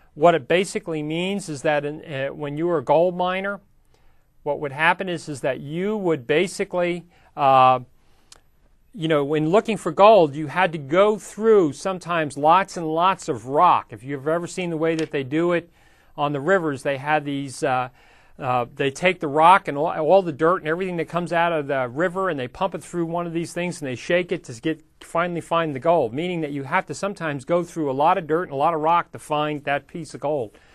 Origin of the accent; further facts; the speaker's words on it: United States